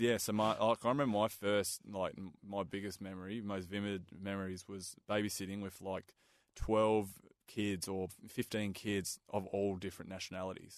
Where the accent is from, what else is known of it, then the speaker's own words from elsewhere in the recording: Perth, Western Australia, Australia; I grew up in Balga, so my yep. uh, family immigrated from Hungary